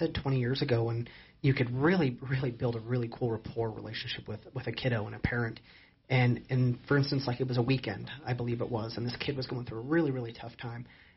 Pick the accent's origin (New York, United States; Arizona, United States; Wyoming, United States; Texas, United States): Wyoming, United States; Casper; moved away as an adult; now in Sheridan, United States; I grew up in Casper, Wyoming.